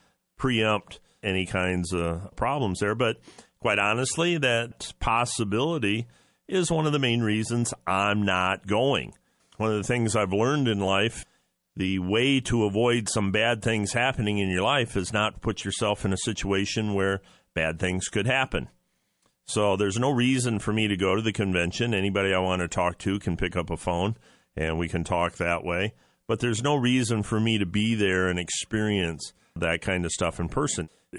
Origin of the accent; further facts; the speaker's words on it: Ohio, United States; in my home state, Ohio. I'm based in Ohio.